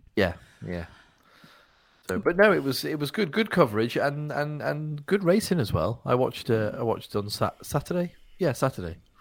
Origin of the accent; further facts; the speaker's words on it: United Kingdom; as a British person